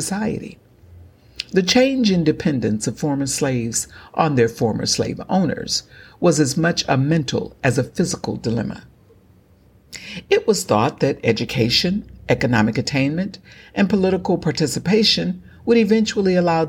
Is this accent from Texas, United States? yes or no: yes; Galveston County, Texas, United States; as an African American born and raised in Galveston County, Texas